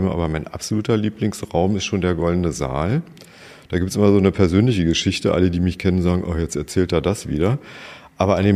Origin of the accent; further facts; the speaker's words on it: Schöneberg, Berlin, Germany; born there; wir sind Tempelhof Schöneberg, aber ich bin ja in Schöneberg auch geboren.